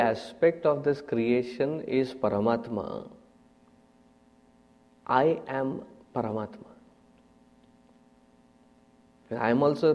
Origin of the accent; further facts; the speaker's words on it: Andhra Pradesh, India; I come from Andhra Pradesh